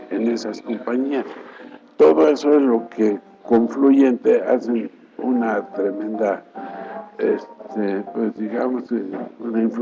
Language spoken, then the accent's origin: Spanish; Veracruz, Mexico; now in Mexico City, Mexico; junio de 1925 nos trasladamos a México, de Veracruz.